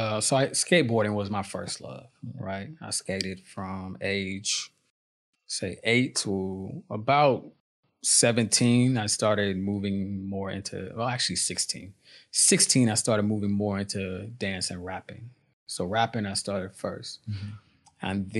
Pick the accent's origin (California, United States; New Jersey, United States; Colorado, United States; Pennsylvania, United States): California, United States; San Francisco; also born or lived in Oakland; now in Indonesia; In San Francisco, California, Oakland, California, both sides of the bank.